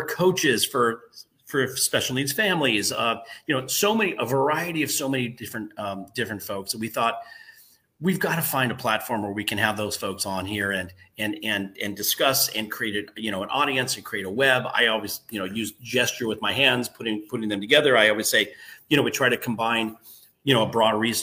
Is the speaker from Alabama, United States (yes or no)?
no; Los Angeles, California, United States; I grew up in the San Fernando Valley here in California.